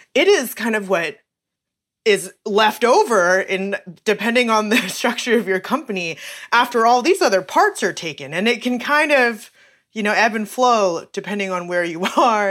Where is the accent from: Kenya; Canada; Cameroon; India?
Canada; Calgary, Alberta; moved away as an adult; also born or lived in Saskatchewan / Kingston, Ontario / Santa Barbara, California; my family moved to Calgary when I was about four years old.